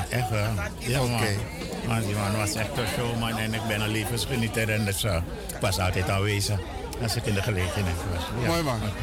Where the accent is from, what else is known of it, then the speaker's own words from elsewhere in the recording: Moengo, Marowijne, Suriname; moved away; Ik ben ook op Mongo geboren.